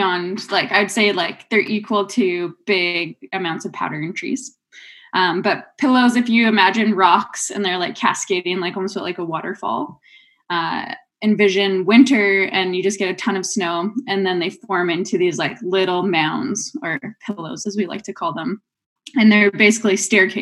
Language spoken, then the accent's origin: English; Rossland, British Columbia, Canada; moved away as an adult; now in Revelstoke, Canada; growing up in Rosslyn